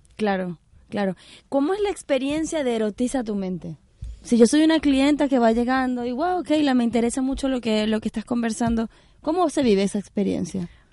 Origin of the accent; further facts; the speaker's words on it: Venezuela; yo soy venezolana